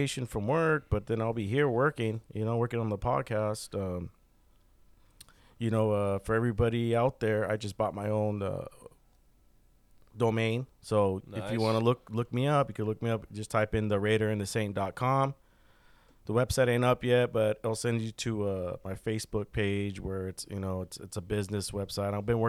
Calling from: California, United States; I'm calling you from California.

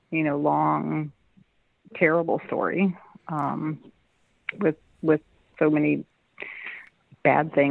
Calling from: Madison, Wisconsin, United States; I'm in Madison, Wisconsin.

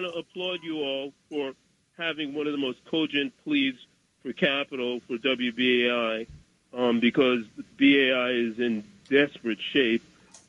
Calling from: Bronx, New York, United States; Bronx, New York.

